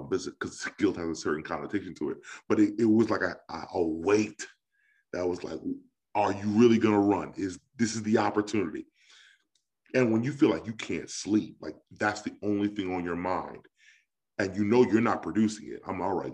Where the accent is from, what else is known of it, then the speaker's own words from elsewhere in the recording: New York, United States; growing up in New York, I was really invested in like youth ministries